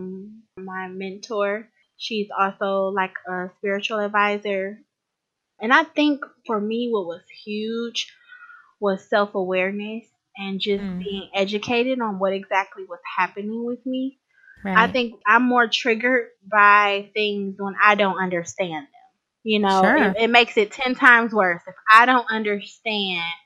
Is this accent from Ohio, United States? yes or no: yes; Cleveland, Ohio, United States; I live in a suburb of Cleveland as of right now, but I was born and raised in Cleveland, Ohio